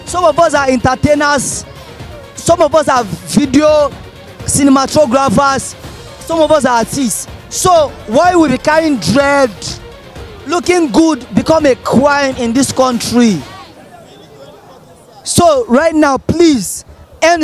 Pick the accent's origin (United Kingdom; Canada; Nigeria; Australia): Nigeria; Borno; now in Lagos, Nigeria; I am from Borno State. I have seen a lot from the Boko Haram attacks since 2009. I moved to Lagos so that I can be saved.